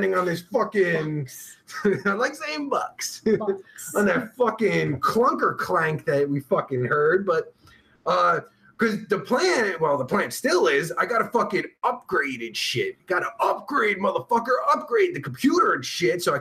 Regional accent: New Jersey, United States; now in Pennsylvania, United States; I'm originally from Jersey

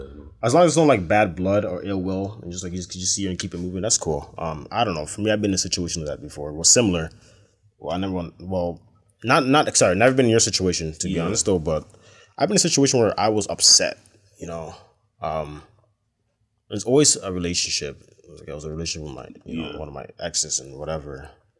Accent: Brampton, Ontario, Canada; from Brampton. From the suburbs.

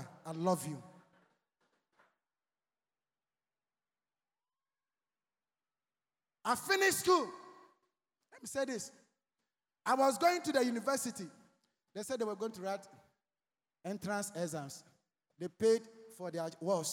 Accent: Accra, Greater Accra, Ghana; I was walking from Laboni to Osu home as young as I was

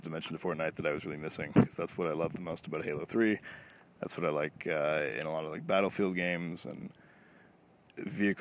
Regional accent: Toronto, Ontario, Canada; I'm Canadian, if I haven't mentioned it, and obviously Toronto.

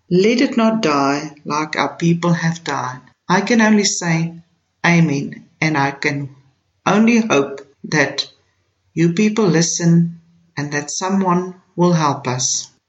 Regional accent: South Africa; I, as a South African, strongly condemn these racist attacks on our people.

